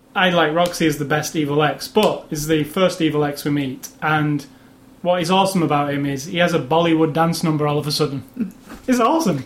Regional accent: Manchester, North West England, United Kingdom; Captain America it was filmed in my hometown of Manchester

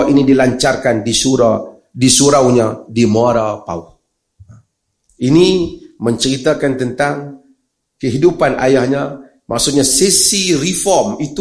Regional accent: Malaysia; Ini tak apa, saya orang Malaysia yang cerita.

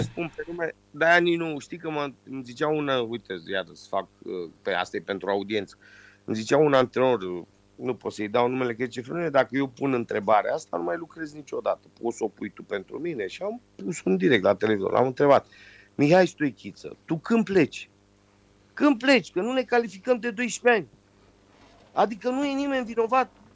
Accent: Romania; moved away; also born or lived in London, United Kingdom; sunt român

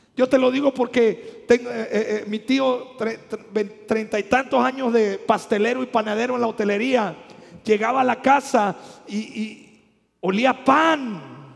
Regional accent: Mexico; nosotros los que somos mexicanos

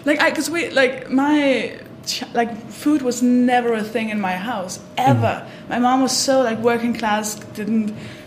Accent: Denmark; moved away as an adult; now in United Kingdom; I'm from Denmark

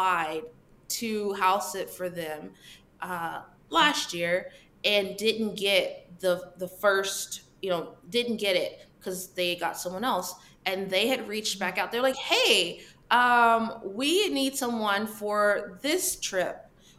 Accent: Texas, United States; I'm from Texas

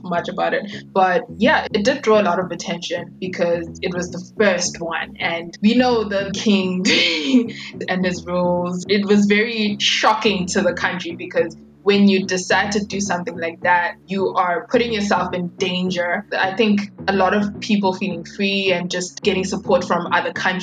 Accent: Eswatini; we are from Eswatini, and we speak Siswati

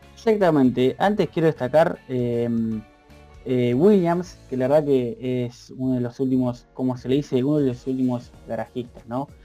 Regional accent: Argentina; nosotros somos argentinos

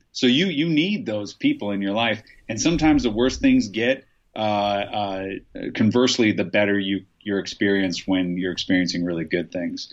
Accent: Nebraska, United States; I'm from Nebraska

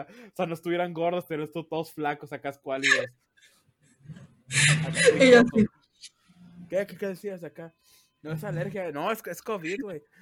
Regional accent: Mexicali, Baja California, Mexico; Somos de Mexicali. Y se dice chido, no chilo.

